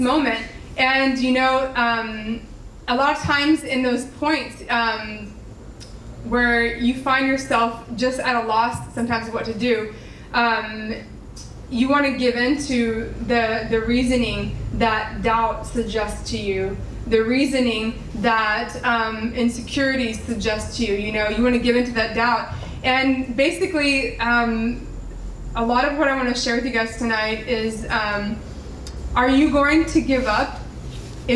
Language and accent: English; Laredo, Texas, United States; moved away as an adult; my hometown, Laredo